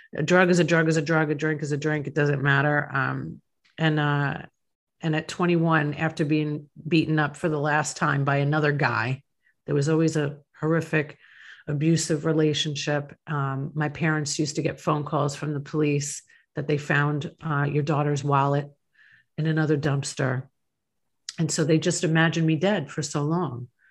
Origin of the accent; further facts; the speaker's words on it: Long Island, New York, United States; now in Tampa Bay, United States; I grew up in Long Island, New York